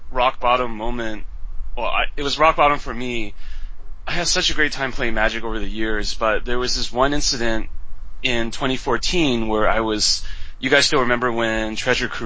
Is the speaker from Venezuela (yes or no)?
no; West Coast, Canada; also born or lived in Taiwan; I was originally from Taiwan, but I grew up in Canada, West Coast, so I'm Taiwanese Canadian